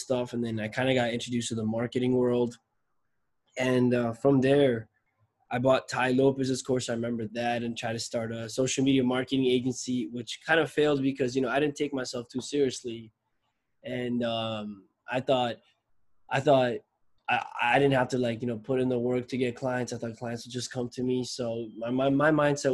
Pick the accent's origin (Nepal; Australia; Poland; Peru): Nepal; now in Toronto, Canada; I'm from Nepal, but I live in Canada. I live in Toronto